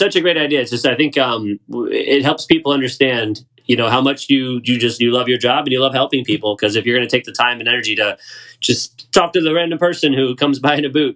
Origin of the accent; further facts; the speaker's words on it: Raleigh, North Carolina, United States; I'm from Raleigh. I moved here when I was 10, so I did most of my growing up around here